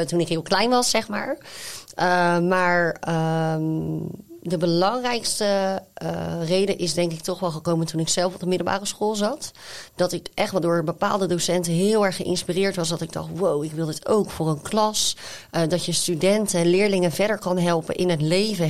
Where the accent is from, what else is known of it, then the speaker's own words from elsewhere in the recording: Zevenhuizen, South Holland, Netherlands; Ik kom zelf dan uit Zevenhuizen